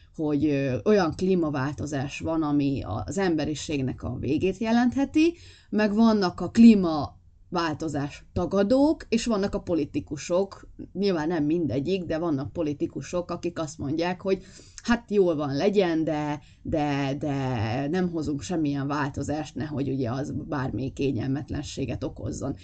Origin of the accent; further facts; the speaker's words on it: Bakony, Hungary; én bakonyi vagyok, tehát azért itt, itt keménytelek szoktak lenni gyerekkoromban